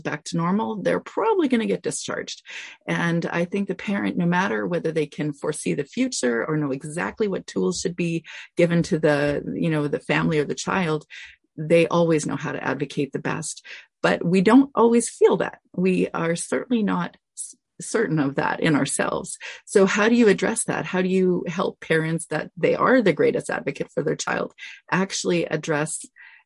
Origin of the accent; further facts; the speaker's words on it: Canada; I'm Canadian